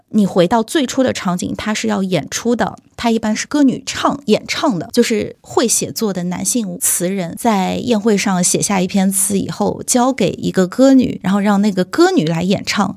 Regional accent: Shandong, China; 我们山东人

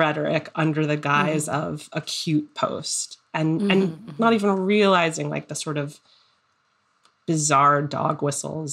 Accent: South Florida, United States; now in Brooklyn, United States; growing up in South Florida

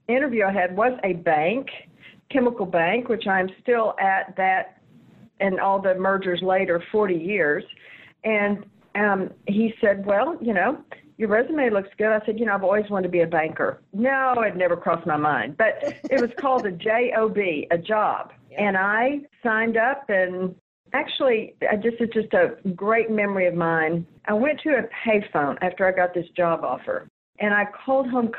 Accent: Sherman, Texas, United States; also born or lived in Oklahoma; I grew up in Sherman, Texas

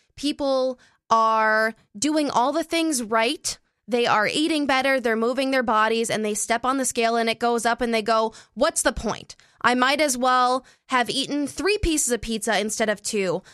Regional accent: Canada; I'm Canadian

